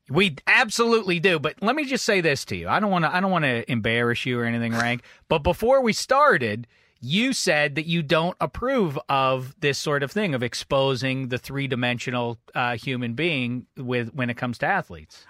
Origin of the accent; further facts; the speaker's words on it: Pittsburgh, Pennsylvania, United States; I went to my hometown of Pittsburgh, PA